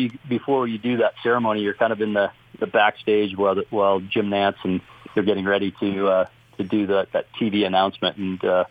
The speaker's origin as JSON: {"language": "English", "country": "Canada", "tie": "born or raised there", "moved": "yes", "said": "growing up in Canada"}